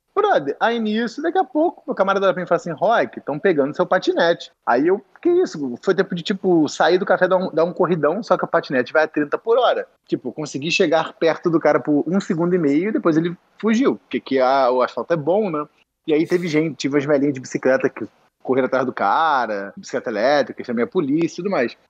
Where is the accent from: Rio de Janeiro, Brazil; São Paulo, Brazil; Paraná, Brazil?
Rio de Janeiro, Brazil; moved away as an adult; now in Canada; a gente é do Rio